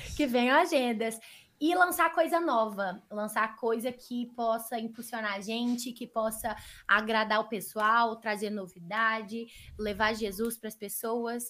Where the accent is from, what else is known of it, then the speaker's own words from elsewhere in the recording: Minas Gerais, Brazil; a gente é mineiro